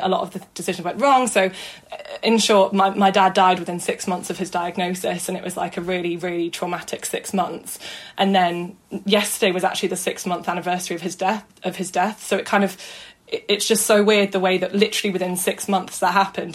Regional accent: Manchester, North West England, United Kingdom; moved away as an adult; also born or lived in Brighton; now in London, United Kingdom; I am from South Manchester lived here, yeah, all my life, studied here, went to school here

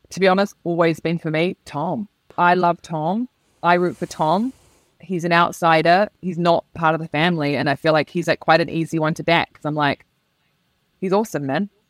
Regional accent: New Zealand; moved away; I am a New Zealander who's moved to a country which I will say, I know it's a generalization, but it's broadly emotionally repressed.

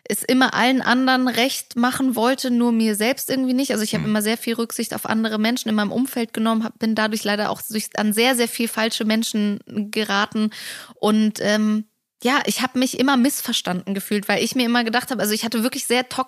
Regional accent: Germany; born there; Ich {S0} glaube, das fängt schon damit an, wo ich herkomme. Mhm. Also, dass ich in Deutschland geboren bin, mit äh, eine polnische Mutter habe

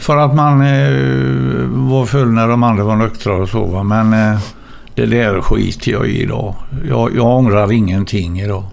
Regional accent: Gothenburg, Västra Götaland, Sweden; jag är ju född i Gamlestaden

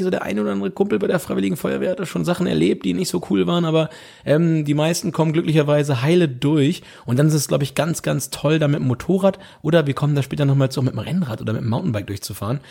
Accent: Bevern, Lower Saxony, Germany; also born or lived in Höxter; von Befern aus meinem Heimatdorf

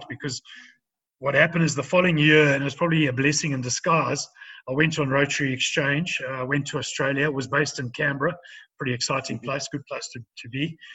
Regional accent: South Africa

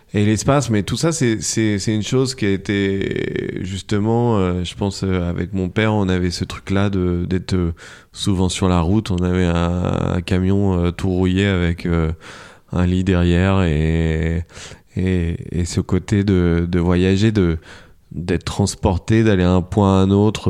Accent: Paris, Île-de-France, France; on vient de, de, de France et de Paris

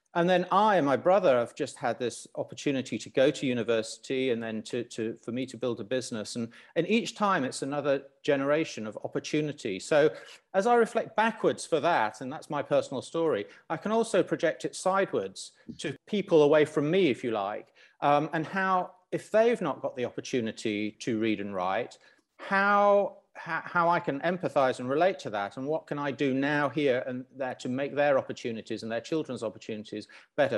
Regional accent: Lusaka, Lusaka Province, Zambia; moved away; I grew up in Zambia

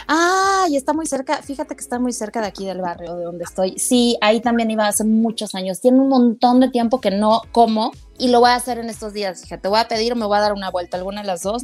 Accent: Mexico City, Mexico; soy tan chilanga que si yo salgo de, Ciudad de México

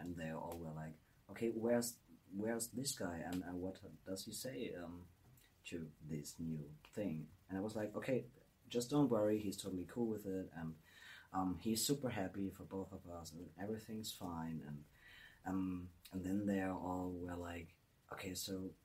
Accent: Germany; moved away; the absolute fantastic best Greek restaurant in my hometown.

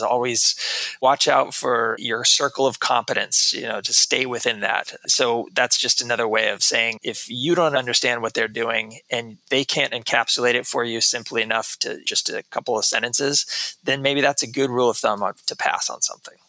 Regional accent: Texas, United States; moved away as an adult; also born or lived in New York City; I grew up in Texas uh, most of my life

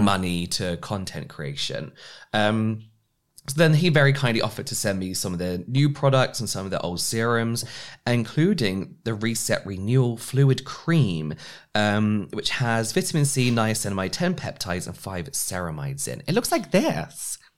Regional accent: England, United Kingdom; as English we say everything different to how the Americans would pronounce

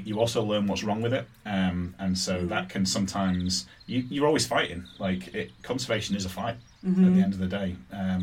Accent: Yorkshire and the Humber, United Kingdom; moved away; The place where I grew up in Yorkshire

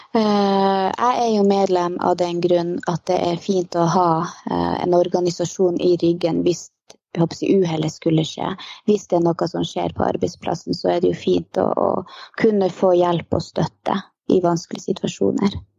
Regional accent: Lakselv, Finnmark, Norway; moved away as an adult; now in Karasjok, Norway; Jeg er opprinnelig ifra Lakselv.

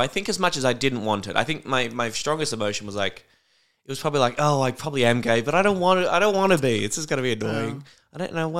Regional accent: Warrnambool, Victoria, Australia; I don't think so, because I think growing up in Warrnambool, it, yeah, would be much harder to lie.

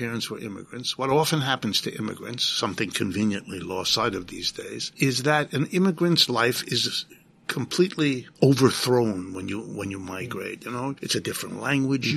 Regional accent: New Rochelle, New York, United States; I grew up in New Rochelle, half an hour from here

